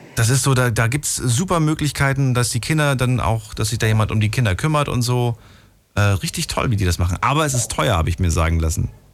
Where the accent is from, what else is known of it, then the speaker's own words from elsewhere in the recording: Hesse, Germany; also born or lived in Thuringia; bin aufgewachsen in Hessen